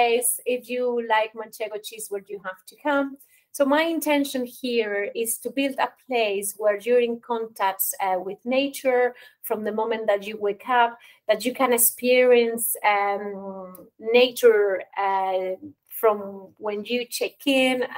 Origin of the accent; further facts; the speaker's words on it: Spain; moved away as an adult; now in Ireland; I'm originally from Spain, but I spent the last 15 years working and living in Ireland.